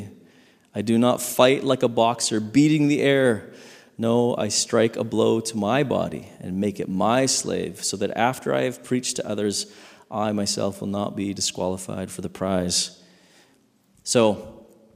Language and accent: English; Saskatchewan, Canada; growing up in Saskatchewan